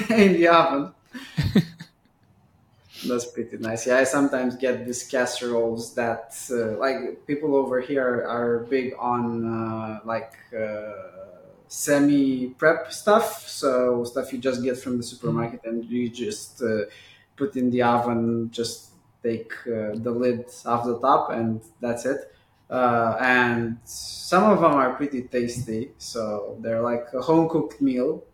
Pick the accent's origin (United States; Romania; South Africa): Romania; Bucharest; growing up in Bucharest